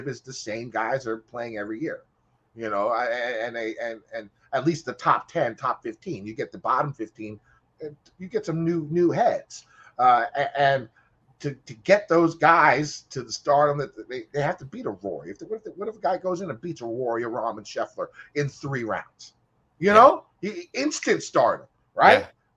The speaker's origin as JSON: {"language": "English", "country": "United States", "said": "I am an American."}